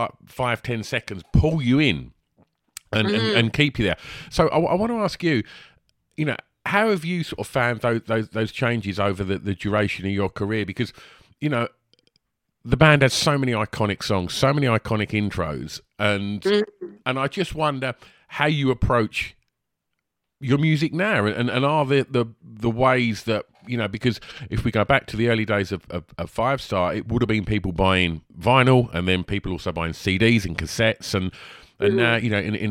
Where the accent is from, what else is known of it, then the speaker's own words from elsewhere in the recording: Essex, near Romford, East of England, United Kingdom; accent: Essex; I believe we grew up just up the road from each other. I'm not far from Romford